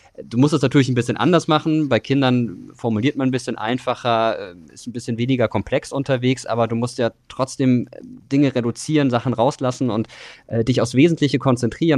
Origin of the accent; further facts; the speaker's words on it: Germany; wir sind auch als Deutschland NATO-Mitglied